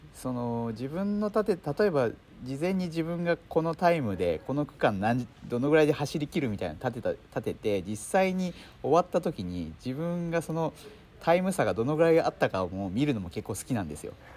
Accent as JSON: {"language": "Japanese", "region": "Shizuoka", "country": "Japan", "tie": "born or raised there", "said": "私はですね静岡県出身なんですね。"}